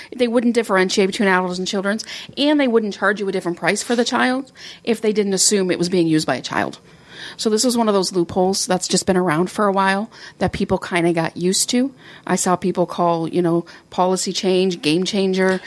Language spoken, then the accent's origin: English; Canada; I'm from Canada